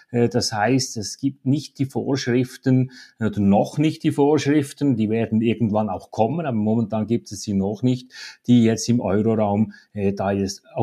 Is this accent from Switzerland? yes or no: yes; Switzerland; Ich glaube, die Regulation bei uns in der Schweiz, insbesondere von der Bankenaufsicht, die zielt in diese Richtung, oder?